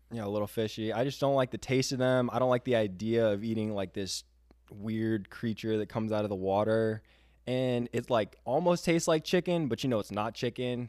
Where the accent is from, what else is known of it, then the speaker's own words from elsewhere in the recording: Florida, United States; also born or lived in Michigan; I am from Florida